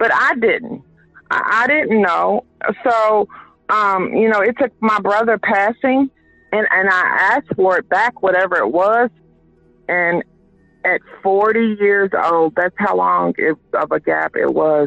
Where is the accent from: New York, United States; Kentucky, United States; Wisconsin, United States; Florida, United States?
Kentucky, United States; Louisville; I was born and raised right here in the West End on Hazel and Broadway